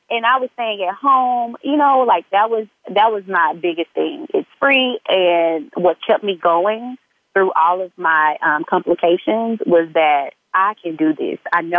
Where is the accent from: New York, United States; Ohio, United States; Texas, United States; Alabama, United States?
Alabama, United States; Mobile; moved away; because I'm from Mobile, Alabama.